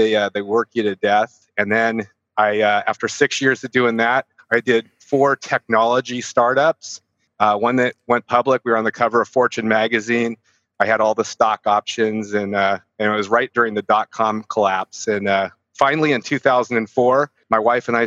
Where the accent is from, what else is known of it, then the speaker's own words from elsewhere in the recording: San Francisco Bay Area, California, United States; I'm from California, from San Francisco Bay Area